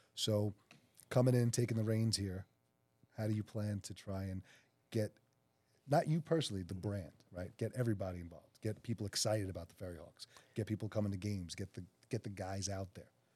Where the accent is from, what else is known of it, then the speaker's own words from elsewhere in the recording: New York City, New York, United States; the South Shore of Staten Island, which is where Mike and I are from